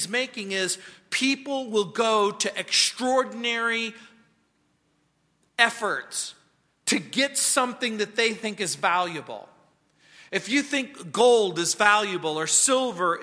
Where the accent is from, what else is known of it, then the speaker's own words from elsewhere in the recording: United States; now in Colorado, United States; When I was a kid growing up in the Mojave Desert